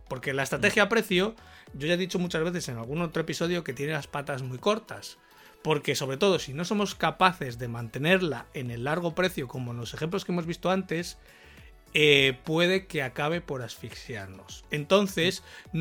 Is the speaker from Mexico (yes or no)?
no; Spain